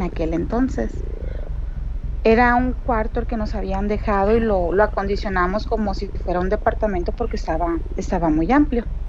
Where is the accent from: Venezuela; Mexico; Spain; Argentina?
Mexico; Mexicali, Baja California; soy de aquí de Mexicali